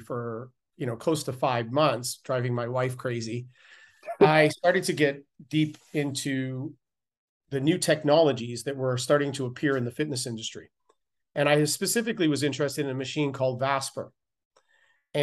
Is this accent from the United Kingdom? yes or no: no; Canada; growing up in Canada, I was a competitive cyclist